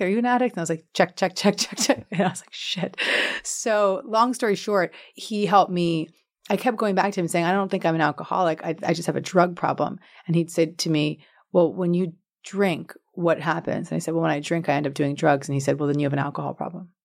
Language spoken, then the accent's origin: English; Larchmont, New York, United States; born or raised there